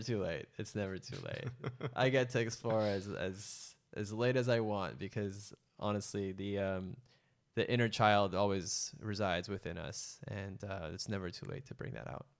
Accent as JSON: {"language": "English", "town": "San Francisco", "region": "California", "country": "United States", "tie": "born or raised there", "said": "I grew up an only child to two immigrant parents from Indonesia and Malaysia. I was born in San Francisco"}